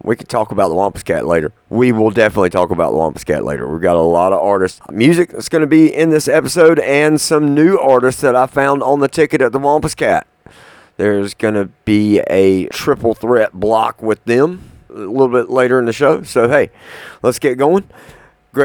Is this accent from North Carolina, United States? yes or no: yes; Sanford, North Carolina, United States; also born or lived in Lexington, North Carolina; here to North Carolina, of all places, in Sanford, my hometown where I grew up